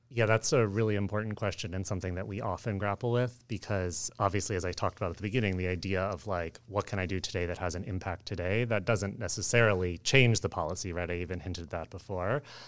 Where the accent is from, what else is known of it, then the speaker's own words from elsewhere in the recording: Oakland, California, United States; I grew up in the Bay Area in Oakland